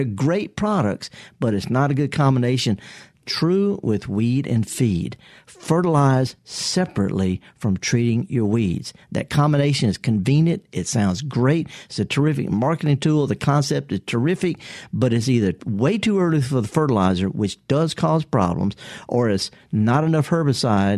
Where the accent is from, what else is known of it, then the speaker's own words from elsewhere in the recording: Mississippi, United States; I'm born and raised in Mississippi